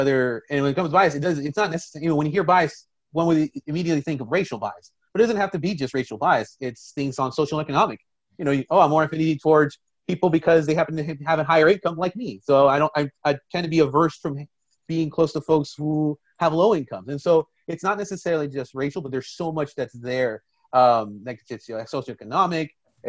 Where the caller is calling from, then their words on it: Washington, District of Columbia, United States; so I'm speaking from Washington, D.C.